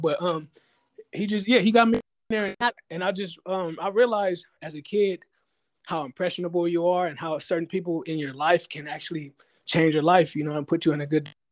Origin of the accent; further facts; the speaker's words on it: Inglewood, California, United States; I'm from Inglewood.